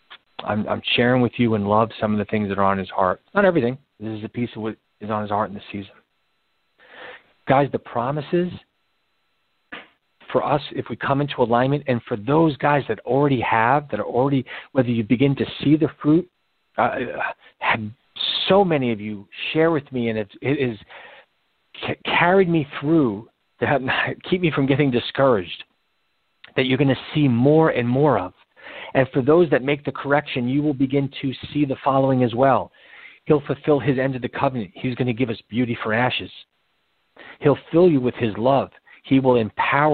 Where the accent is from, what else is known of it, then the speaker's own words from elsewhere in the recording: New York City, New York, United States; I was born in the Bronx, spent my summers in the Bronx. I live in New York